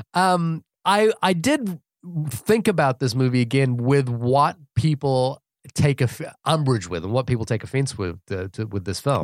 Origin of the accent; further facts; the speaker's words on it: New Zealand; moved away as an adult; also born or lived in California; now in United States; I'm from New Zealand